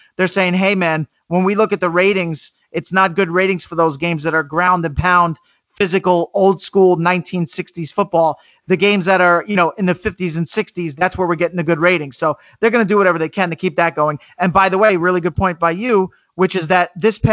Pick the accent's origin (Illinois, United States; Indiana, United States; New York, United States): New York, United States; I'm from New York